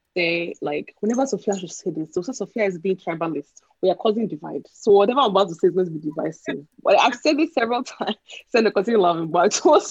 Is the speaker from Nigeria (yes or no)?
yes; Nigeria; now in United States; folks who were born and bred in Nigeria, and like we lived through